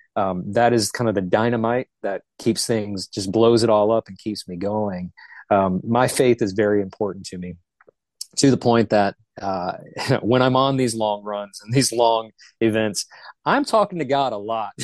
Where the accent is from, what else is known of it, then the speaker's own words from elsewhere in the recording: Charlotte, North Carolina, United States; I'm originally from Charlotte. I'm what the locals consider a, a, unicorn. There's not many of us that are actually born and raised in the Charlotte vicinity